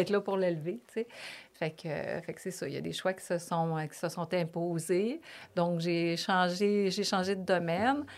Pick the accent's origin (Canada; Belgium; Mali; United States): Canada; Lévis, Quebec; accent: Québécois; moved away as an adult; also born or lived in Toronto, Canada / Paris, France; je suis une fille euh, de vraiment une Lévisienne profonde. ma mère, mon père, on, est tous, tous